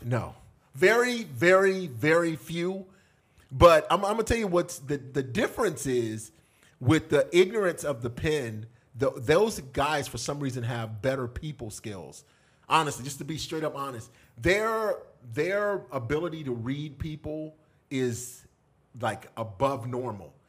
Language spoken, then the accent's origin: English; Florida, United States; also born or lived in Texas; I was from Florida